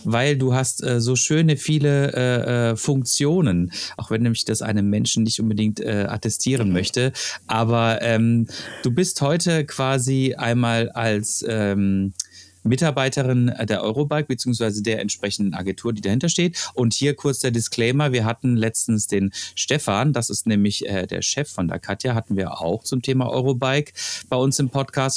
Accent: Freiburg, Baden-Württemberg, Germany; moved away; ich komme aus Freiburg

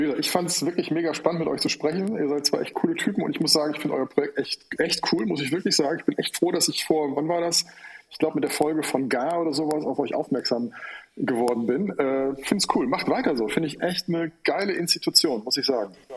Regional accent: Rhineland, Germany; moved away as an adult; also born or lived in Cologne; now in Hamburg, Germany; ich bin eigentlich äh, gebürtiger Rheinländer

